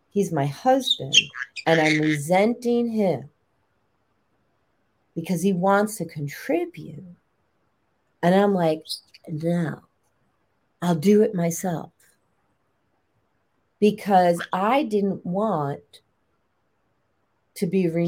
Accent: Chicago, Illinois, United States; Also, I grew up in Chicago and Lake Michigan.

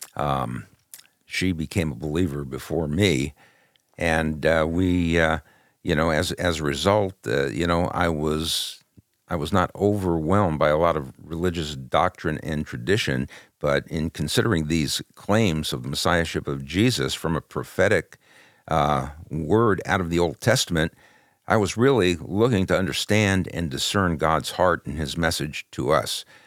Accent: Southern California, United States; also born or lived in Brooklyn, New York; we came into, uh, California when I was still a young kid in elementary school

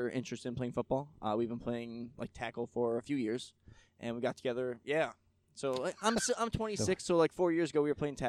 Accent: Corfu, New York, United States; I grew up out in Corfu, Darien Lake area.

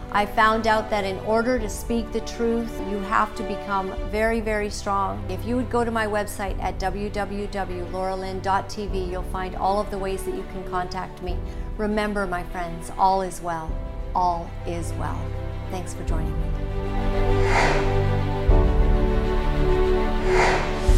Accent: Canada; We are all Canadian

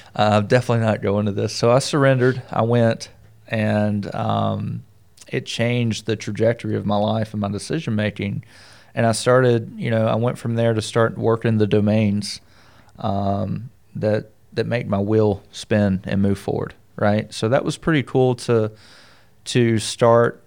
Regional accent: the South, United States; Being from the South

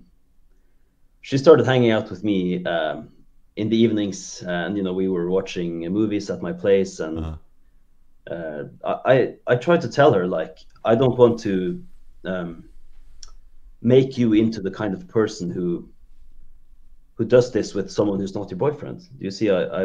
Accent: Norway; first language Norwegian; English is a second language; now in Kristiansand, Norway; Norwegian is my language, so English is not my first language

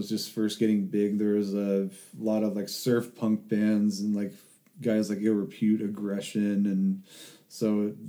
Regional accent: Oxnard, California, United States; born or raised there; moved away as an adult; now in San Luis Obispo, United States

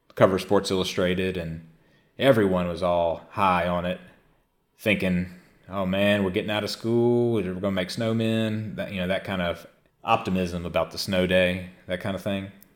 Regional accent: the Mississippi Delta, United States; growing up in the Delta, as I did as a, as a younger child

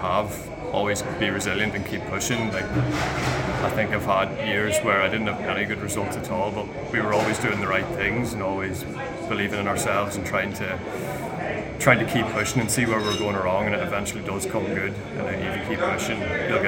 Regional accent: Ireland; growing up in Ireland

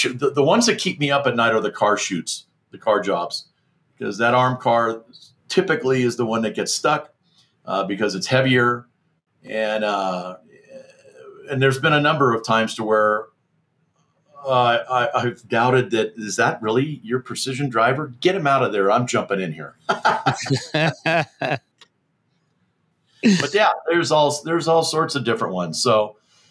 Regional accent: Southern California, United States; moved away as an adult; also born or lived in Carlsbad, California; now in Mammoth Lakes area, United States; born and raised in Southern California

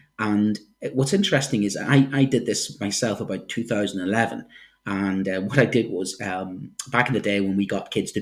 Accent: Ireland; now in United Kingdom; I'm an Irishman

